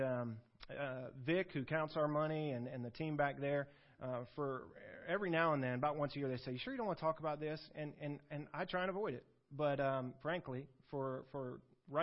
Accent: the South, Southern United States, United States; I grew up in Southern churches

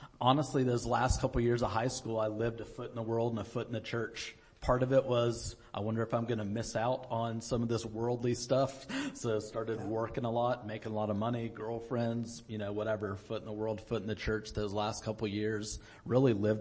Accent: United States; I grew up in America, awesome Christian family, churches, Christian bookstore, Christian radio, all this stuff

